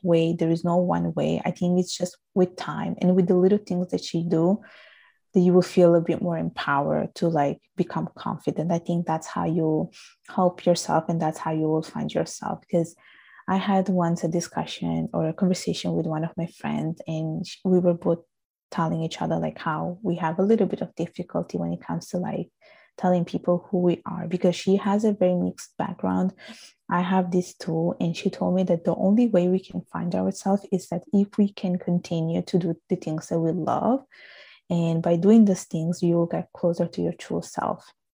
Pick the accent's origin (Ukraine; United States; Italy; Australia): Italy; accent: strong Italian accent; English is a second language; also born or lived in Bangladesh; now in Canada; I was born and raised in Italy. My parents are from Bangladesh